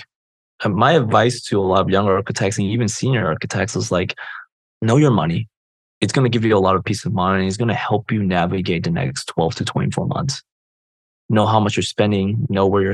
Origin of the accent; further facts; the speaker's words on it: Chicago, Illinois, United States; I grew up in Chicago